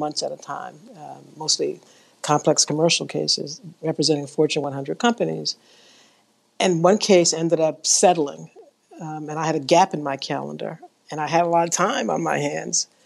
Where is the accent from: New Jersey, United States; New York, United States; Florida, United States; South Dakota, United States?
New York, United States; grew up in New York, in the South Bronx, in the projects